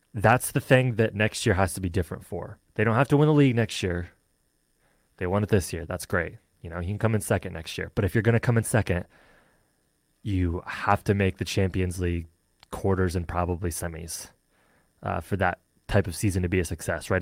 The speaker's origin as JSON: {"language": "English", "region": "Michigan", "country": "United States", "said": "I am from Michigan"}